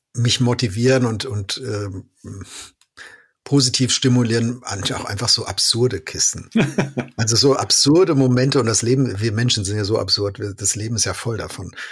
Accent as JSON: {"language": "German", "country": "Germany", "said": "als Deutsche"}